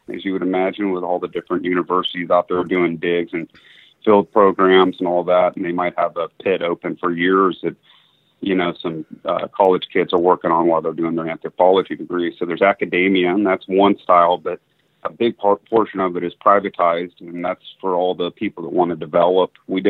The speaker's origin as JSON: {"language": "English", "region": "Kansas", "country": "United States", "tie": "born or raised there", "also_born_or_lived": "Florida", "said": "Well, it's kind of a mixed bag, but I was born in Kansas in a town of about 1,000, fourth generation there. And then when my parents split, we ended up down in the panhandle of Florida."}